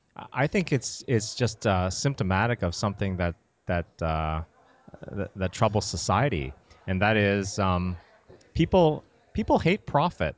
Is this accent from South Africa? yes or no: no; Canada; moved away as an adult; also born or lived in Massachusetts; now in United States; I grew up in Canada